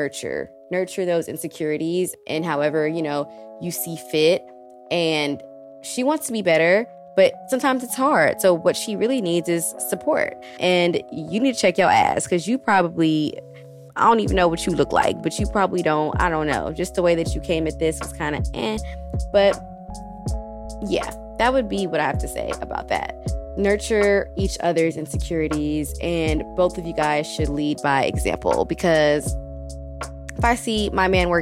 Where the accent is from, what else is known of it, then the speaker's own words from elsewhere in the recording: Texas, United States; moved away as an adult; now in Brooklyn, United States; when I was growing up, I'm from Texas, and I live in Brooklyn. I've been in Brooklyn since 2017